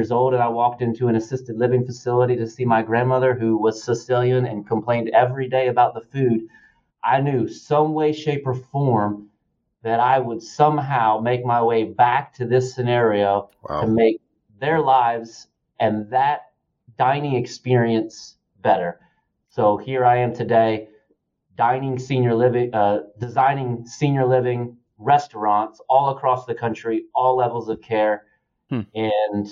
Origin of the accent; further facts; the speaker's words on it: Dalton, Georgia, United States; being the youngest of 3 boys, and I'm from Dalton, Georgia